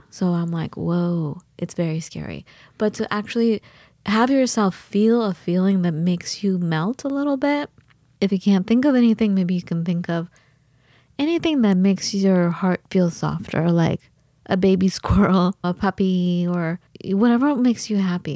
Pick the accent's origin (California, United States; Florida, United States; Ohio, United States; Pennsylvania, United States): California, United States; moved away; also born or lived in Wisconsin; I'm from California